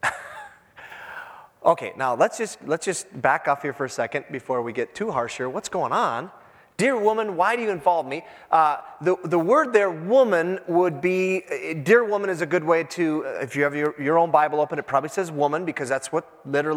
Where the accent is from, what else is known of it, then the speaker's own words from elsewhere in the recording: Iron Range, Minnesota, United States; moved away; I'm from the Iron Range